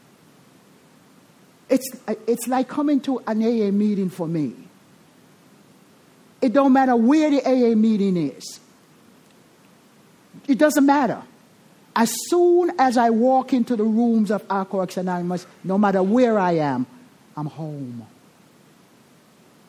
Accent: Jamaica; accent: Jamaican; I'm Jamaican

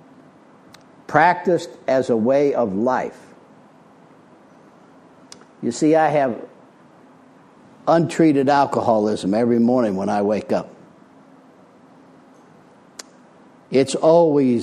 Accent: Springfield, Illinois, United States; moved away as an adult; also born or lived in Arizona; now in Florida, United States; I'm from Illinois originally. I was born in Springfield, Illinois in 1952

